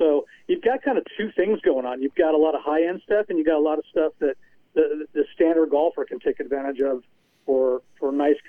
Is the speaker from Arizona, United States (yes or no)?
yes; Scottsdale, Arizona, United States; moved away as an adult; now in Boise, United States; growing up in Scottsdale, both my wife and I grew up there, and we saw it grow significantly.